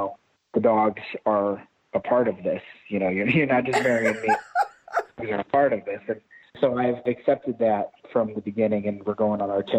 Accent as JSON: {"language": "English", "region": "Ohio", "country": "United States", "also_born_or_lived": "Idaho", "moved": "as an adult", "said": "So I am not from the West Coast. I'm actually from Ohio, and I joined the military, which took me out to Idaho."}